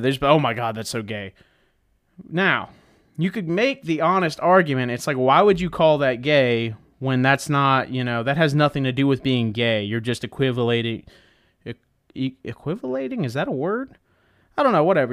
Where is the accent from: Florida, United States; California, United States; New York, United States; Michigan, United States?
Florida, United States; I'm from Florida.